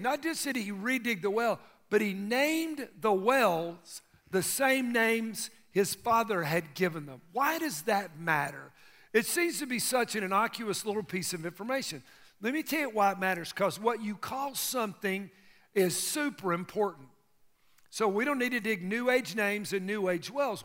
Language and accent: English; United States; I grew up in America